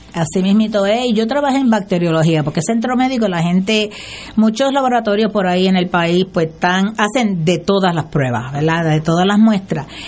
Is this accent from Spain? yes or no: no; Aguadilla, Puerto Rico; moved away as an adult; also born or lived in Mayagüez; now in San Juan, Puerto Rico; yo soy de Aguadilla, ¿verdad? Y, soy, este, vivo ahora en San Juan